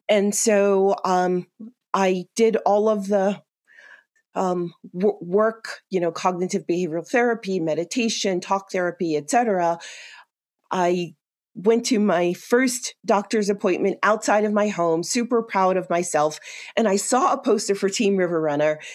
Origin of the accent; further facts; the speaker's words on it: New York City, New York, United States; moved away as an adult; now in Colorado, United States; I'm originally from New York City, uh, born and raised in a little greenhouse in Queens, New York